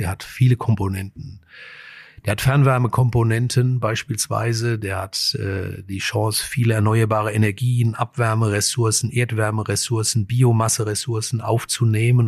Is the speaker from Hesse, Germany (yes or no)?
yes; Frankfurt, Hesse, Germany; die Region und Frankfurt ist ja auch meine Heimat